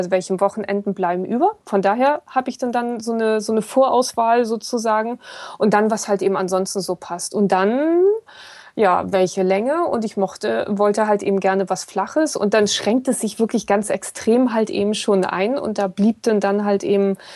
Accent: Kiel, Schleswig-Holstein, Germany; Ich komme aus Kiel, mein Trainer kommt aus Bayern.

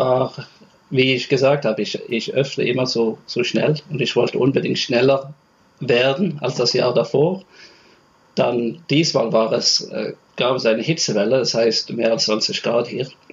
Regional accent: Stavanger, Rogaland, Norway; ich komme aus Stavanger

